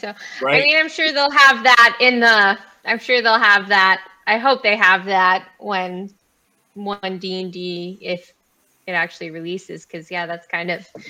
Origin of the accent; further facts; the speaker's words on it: Southeast Alaska, United States; I'm from Southeast Alaska, so I'm all about totems.